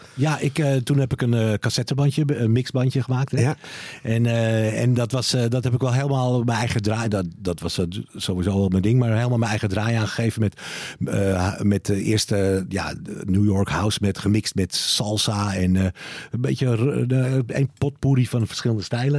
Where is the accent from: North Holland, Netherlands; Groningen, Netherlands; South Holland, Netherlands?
North Holland, Netherlands; Bergen; moved away; Ik woon er niet meer, hè? Maar ik ben daar wel eh, opgegroeid